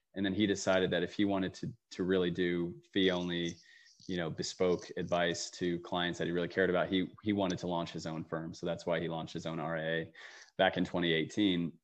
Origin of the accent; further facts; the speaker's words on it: Allentown, Pennsylvania, United States; moved away; I came home to my hometown of Allentown, Pennsylvania